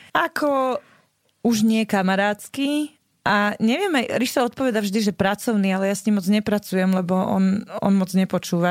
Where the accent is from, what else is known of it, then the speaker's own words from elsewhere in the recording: Bratislava, Bratislava Region, Slovakia; ja som vyrastala vo Vrakuni pri Pentagóne